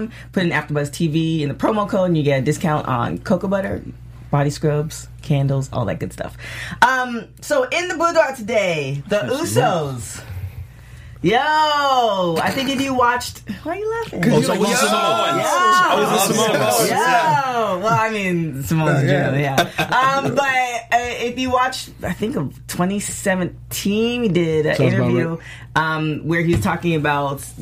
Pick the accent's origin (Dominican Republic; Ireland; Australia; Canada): Canada; I'm Canadian